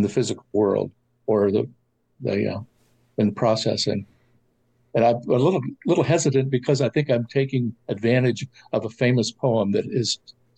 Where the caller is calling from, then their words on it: Columbus, Ohio, United States; Calling from Columbus, Ohio